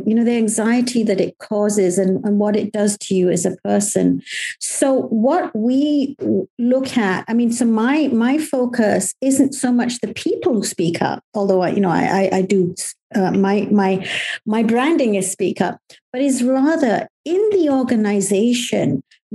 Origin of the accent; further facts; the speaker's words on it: Malaysia; now in United Kingdom; Me as a Malaysian